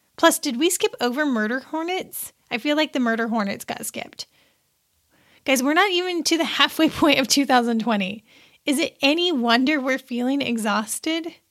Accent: Seymour, Indiana, United States; my little hometown paper from where I grew up in Seymour, Indiana

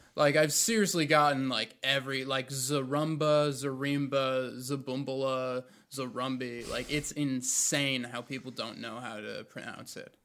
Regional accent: Raleigh, North Carolina, United States; born or raised there; also born or lived in New Jersey

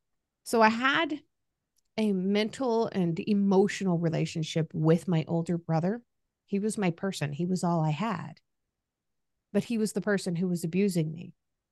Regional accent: Kaiserslautern, Rhineland-Palatinate, Germany; born there; first language German; K-Town, Kaiserslautern, was the town outside of that military base. Mm-hmm. Rammstein. So when I was born, my first language was actually German. I spoke to all the neighbors in German. I loved it. My family was American.

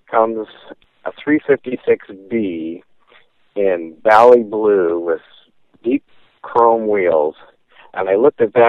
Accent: Southern California, United States; I grew up in Southern California in the 50s and 60s

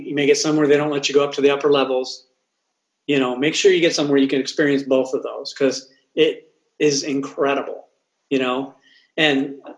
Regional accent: Oxnard, California, United States; I grew up in Oxnard, California

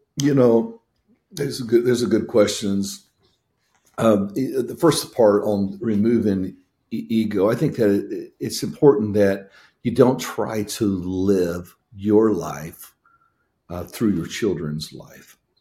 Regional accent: Indiana, United States; moved away; also born or lived in Tennessee; I grew up in Indiana

